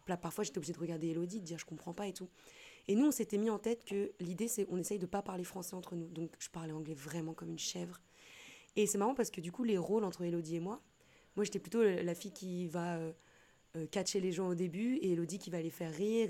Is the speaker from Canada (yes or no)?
no; Nantes, Pays de la Loire, France; moved away as an adult; also born or lived in Lille / Rennes / Paris / Montaigu; now in Réunion, France; je viens de Nantes. Oh, je suis née à Lille, hein, mais j'ai grandi à Nantes